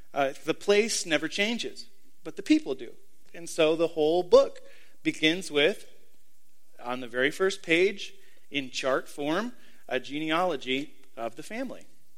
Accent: Miami, Florida, United States; I'm from a place. I'm from the greater Miami, Florida area specifically.

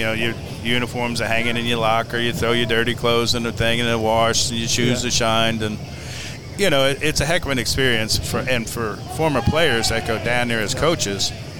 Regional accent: Island Park, New York, United States; born or raised there; moved away as an adult; now in Kansas City, United States

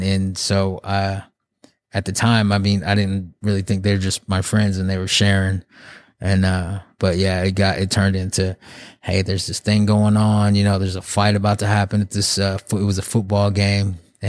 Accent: Muskogee, Oklahoma, United States; born there; so I was born in Muskogee. My mom, she's Navajo. She's from the reservation in Arizona, the Navajo reservation.

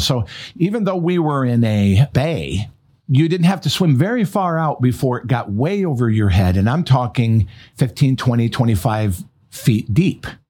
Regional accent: Michigan, United States; moved away; also born or lived in North Carolina; which was my home state

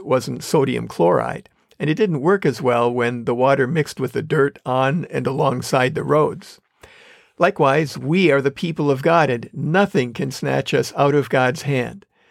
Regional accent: Wisconsin, United States; I grew up in Wisconsin

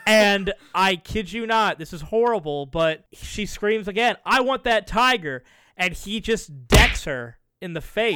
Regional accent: the South, United States; I grew up in the South

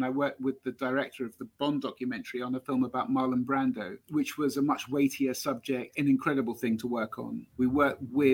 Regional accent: London, United Kingdom; I grew up in London

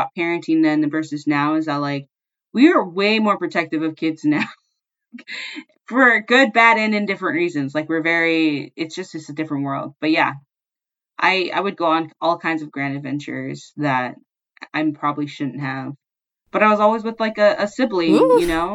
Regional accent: Seattle area, Washington, United States; in 6th grade, I'd hop on a bus in downtown and take it all the way into Seattle

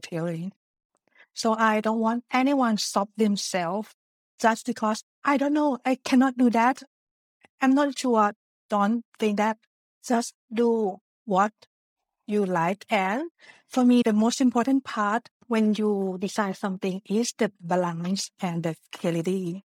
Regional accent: Thailand; English is a second language; moved away as an adult; also born or lived in Japan; now in Netherlands; I was born in Thailand before moving to Japan for studying Japanese and also worked there for two years

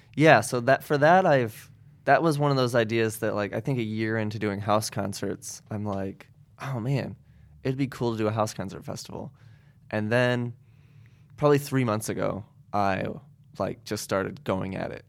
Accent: Goshen, Indiana, United States; now in South Bend, United States; I grew up in Goshen

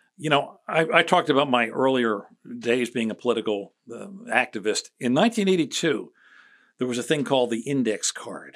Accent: Chester County, Philadelphia area, Pennsylvania, United States; moved away as an adult; also born or lived in Boston; I grew up in Chester County, which borders Delaware.

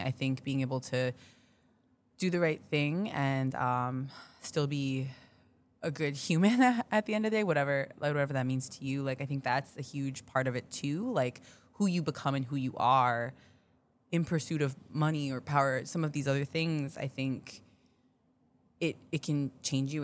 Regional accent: Minneapolis, Minnesota, United States; moved away as an adult; also born or lived in Daegu, South Korea; now in Chicago, United States; I was born in Tegu, South Korea, uh, but I grew up in Minneapolis

